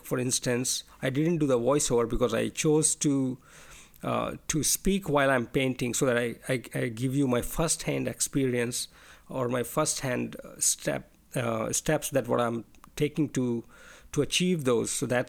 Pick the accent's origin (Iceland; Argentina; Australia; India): India; English is a second language; moved away; I'm not a native English speaker. I'm an Indian, and I'm living in a different country right now.